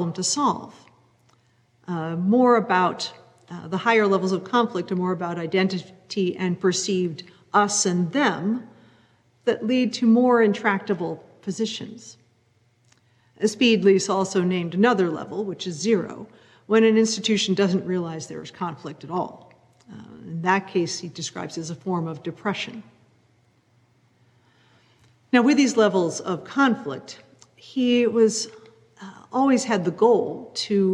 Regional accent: New England, United States; growing up in New England in a white, Protestant, middle-class family

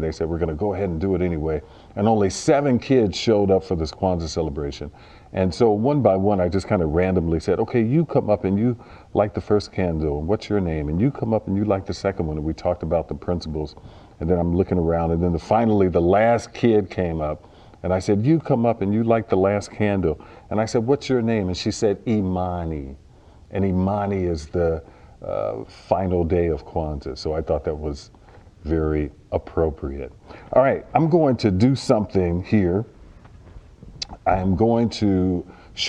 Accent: Chicago, Illinois, United States; I was a child growing up in Chicago

